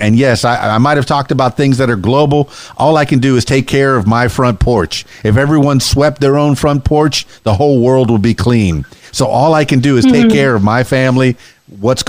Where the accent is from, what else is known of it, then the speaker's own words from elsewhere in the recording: Florida Keys, United States; also born or lived in Indiana / Miami; now in Arkansas, United States; this Miami boy. I'm from the Florida Keys